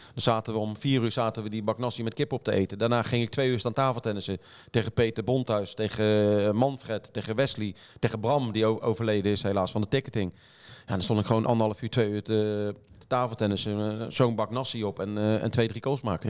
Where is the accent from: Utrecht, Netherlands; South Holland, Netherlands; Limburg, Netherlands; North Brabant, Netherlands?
South Holland, Netherlands; The Hague; ik kom uit Den Haag